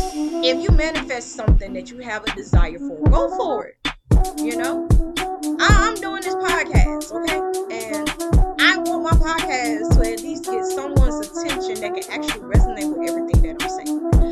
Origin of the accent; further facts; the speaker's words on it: the South, United States; accent: Southern; In order for me to get my accent back, I need to go back home for about a year or two and then come back, and then y'all be able to hear my accent. Even though it sounds very lovely and I sound like a straight up Southern belle to the max.